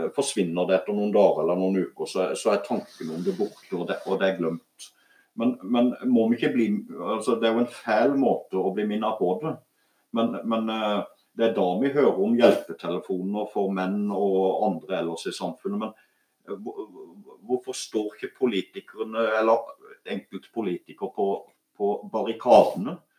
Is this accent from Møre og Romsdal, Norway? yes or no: no; Voksdalen, Vegusdal, Agder, Norway; jeg vokste opp mye her